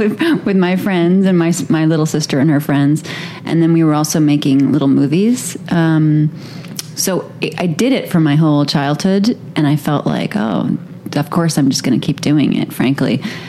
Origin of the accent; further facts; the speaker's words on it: Manhattan, New York, United States; NYC. It was really normal for me. Manhattan in the 80s, it was really, in the 90s, it was really dangerous.